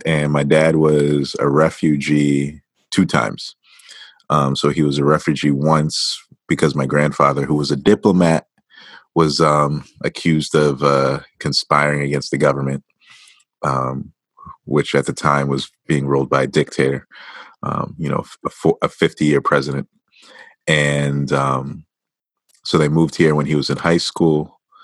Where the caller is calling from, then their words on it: Western Massachusetts, United States; I'm calling from Western Massachusetts and the Northeast region of the United States.